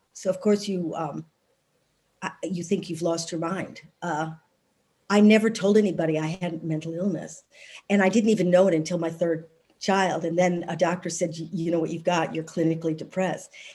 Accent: Evanston, Illinois, United States; moved away as an adult; now in United Kingdom; I was born in Evanston, Illinois.

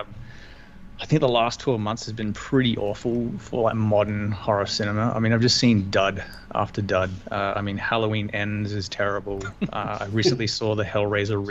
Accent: Queensland, Australia; I'm from Queensland

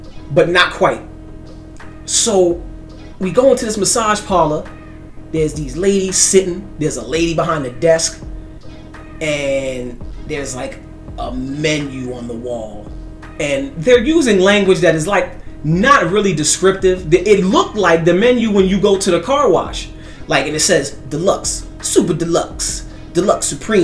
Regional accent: New York, United States; I'm from New York

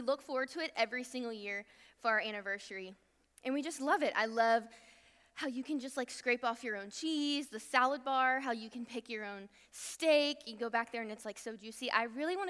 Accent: Virginia, United States; now in Texas, United States; I'm not from Texas, I'm from Virginia

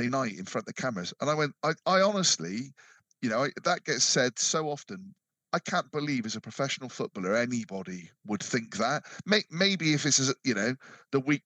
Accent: Bristol, South West England, United Kingdom; I was born in Bristol and I'm a Bristol City fan

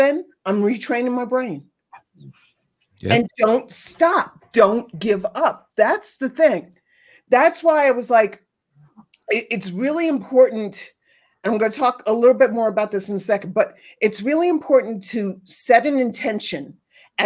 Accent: New York City, New York, United States; I grew up in New York City, not Brooklyn, the island of Manhattan.

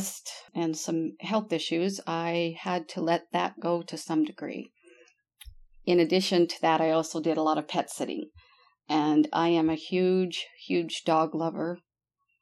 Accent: Bountiful, Utah, United States; moved away as an adult; also born or lived in Mesquite, Nevada; now in St. George, United States; I was born and raised in Bountiful, Utah

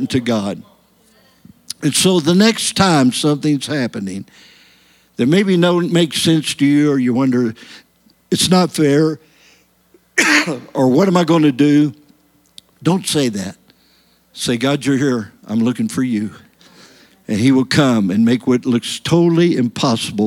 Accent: United States; I came from America

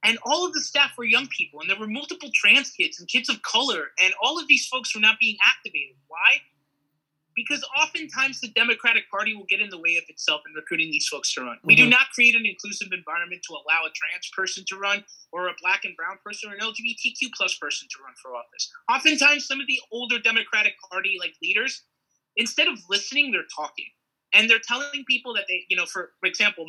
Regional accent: Elmira, New York, United States; accent: Appalachian; I moved to Elmira when I was 12. That's my hometown. I get the Appalachian accent from up there.

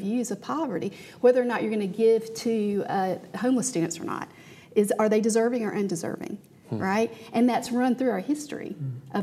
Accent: Georgia, United States; I grew up in Georgia, yeah. And I grew up impoverished. I lived in public housing in Georgia.

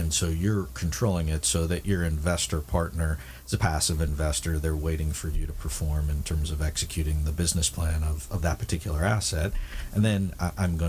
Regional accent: Midwest, United States; now in Southern California, United States; I grew up in the Midwest

